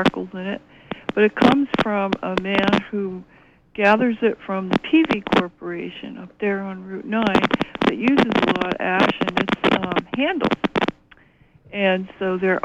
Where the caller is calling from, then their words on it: Orono, Maine, United States; I'm calling from Orono